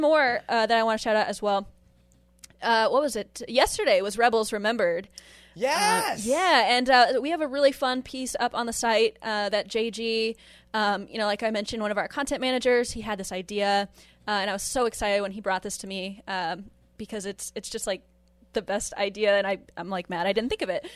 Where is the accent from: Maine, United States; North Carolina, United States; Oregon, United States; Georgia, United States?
Maine, United States; my hometown